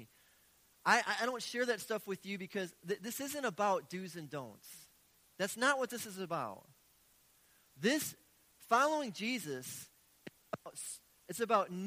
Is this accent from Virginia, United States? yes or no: no; Milwaukee, Wisconsin, United States; I've been born and raised in Milwaukee.